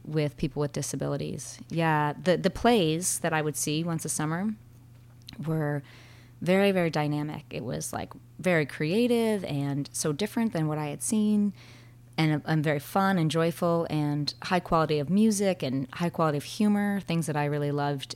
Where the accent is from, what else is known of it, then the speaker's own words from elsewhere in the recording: Martha's Vineyard, Massachusetts, United States; moved away as an adult; also born or lived in Vermont; now in Bristol, Vermont, United States; I grew up on Martha's Vineyard, a small island off the coast of Massachusetts, close to Boston